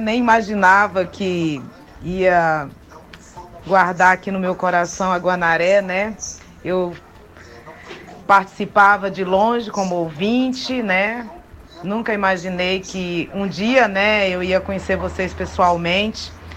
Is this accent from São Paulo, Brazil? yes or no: no; Caxias, Maranhão, Brazil; Voltei para minha terra